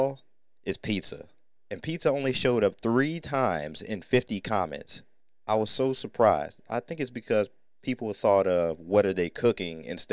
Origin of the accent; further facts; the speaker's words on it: Northern Ohio, United States; a food that we grew up on in Northern Ohio